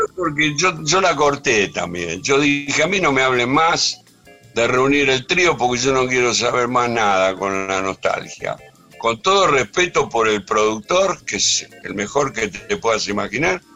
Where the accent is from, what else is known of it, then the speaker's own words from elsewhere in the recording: Ranelagh, Buenos Aires Province, Argentina; Yo soy nacido en Capital, sí. Pero cuando era un niño vine a vivir acá a Ranelagh, o sea que tengo una parte de mi infancia